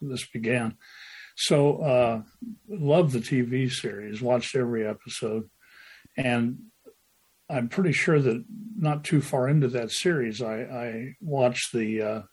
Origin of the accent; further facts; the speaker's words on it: Decatur, Illinois, United States; Millikan University, Decatur, Illinois, my hometown.